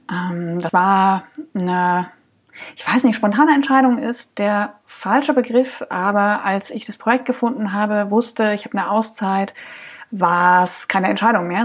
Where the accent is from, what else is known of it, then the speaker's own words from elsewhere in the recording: Dresden, Saxony, Germany; born there; now in Cologne, Germany; ich äh, lebe in Köln, komme gebürtig aus Dresden oder aus der Region Dresden